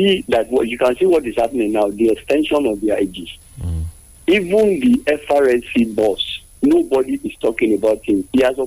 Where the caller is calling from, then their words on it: Nigeria; from Jabodi.